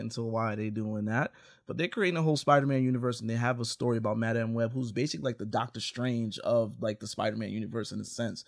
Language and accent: English; New York, United States; now in Los Angeles, United States; I'm from New York. I'm out here in L A.